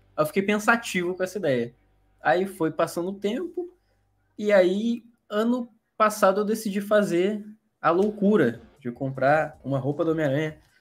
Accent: Rio de Janeiro, Brazil; eu sou de uma cidade do Rio de Janeiro, uma cidade no interior do Rio de Janeiro

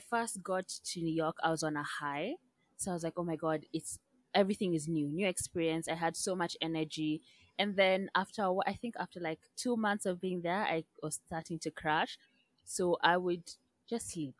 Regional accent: Kenya; moved away; also born or lived in United Kingdom / United States; I'm from Kenya

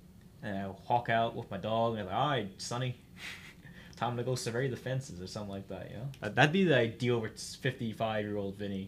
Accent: Florida, United States; I'm from Florida.

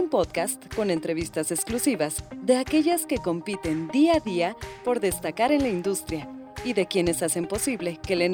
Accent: Saltillo, Coahuila, Mexico; also born or lived in Monterrey; Soy originaria de Saltillo, Coahuila. Eh, por razones laborales nos fuimos a vivir a Monterrey, mi papá, mi familia

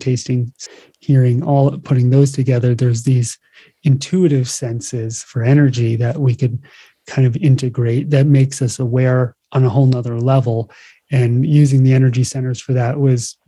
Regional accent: New Jersey, United States; now in Hawaii, United States; I grew up in New Jersey

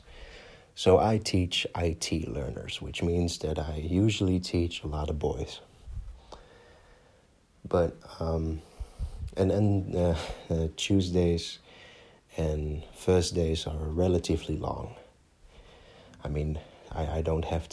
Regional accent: Netherlands; English is a second language; I'm from the Netherlands. If my accent didn't give it away, great. But I'm born and raised in Holland

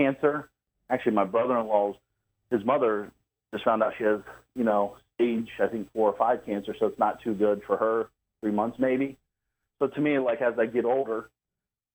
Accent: Columbus, Ohio, United States; I'm from Columbus, Ohio area

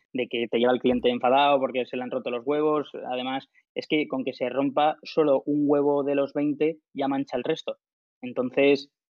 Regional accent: Alicante, Valencian Community, Spain; soy de Alicante, estaba en un piso compartido en Valencia con mis colegas

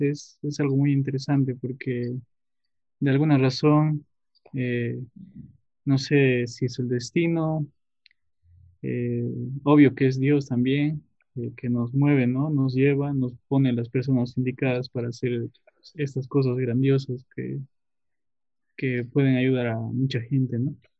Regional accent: Tarija, Bolivia; yo soy de Tarija, nací en el valle, pero actualmente vivo en Cercado, Cercado de Tarija

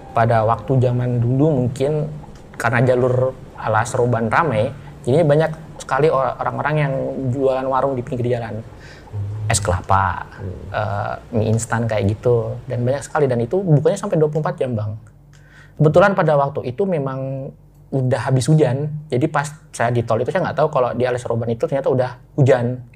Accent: Jepara, Central Java, Indonesia; born or raised there; moved away as an adult; also born or lived in Jakarta

